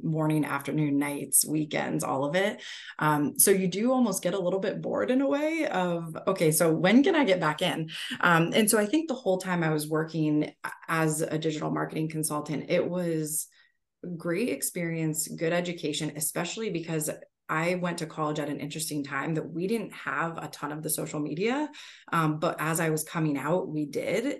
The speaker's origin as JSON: {"language": "English", "town": "Erie", "region": "Pennsylvania", "country": "United States", "tie": "born or raised there", "also_born_or_lived": "West Virginia / Charlotte", "moved": "as an adult", "said": "grew up in Erie, Pennsylvania."}